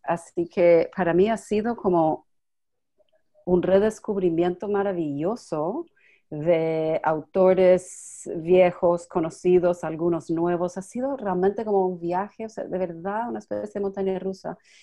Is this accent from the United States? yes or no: yes; New York, United States; Spanish is a second language; yo estoy en Nueva York y yo soy de Nueva York